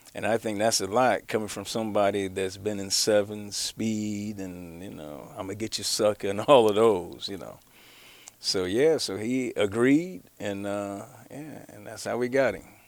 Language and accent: English; Cleveland, Ohio, United States; I'm actually from the Cleveland area